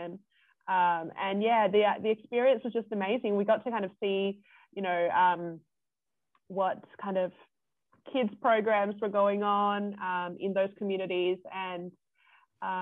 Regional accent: Perth, Western Australia, Australia; moved away as an adult; growing up in Perth City

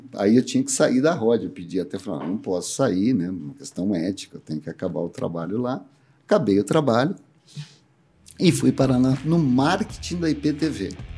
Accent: Campinas, São Paulo, Brazil; nasci em Campinas, sou campineiro mesmo

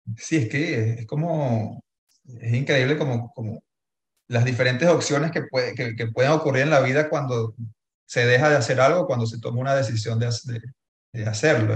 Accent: Venezuela; existimos como venezolanos

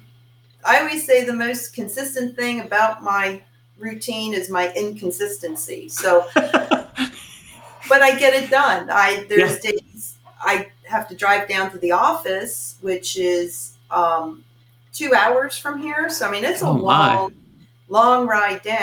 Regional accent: Pennsburg, Pennsylvania, United States; now in LaPorte, United States; My hometown's about an hour outside Philadelphia

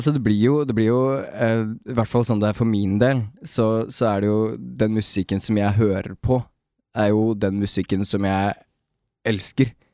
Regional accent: Toten, Innlandet, Norway; vi kommer jo fra Toten

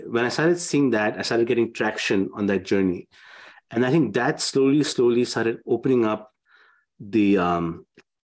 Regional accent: India; I'm from India

